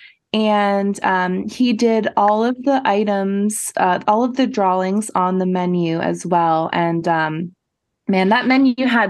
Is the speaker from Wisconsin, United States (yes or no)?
no; Florida, United States; now in Portland, United States; I'm originally from Florida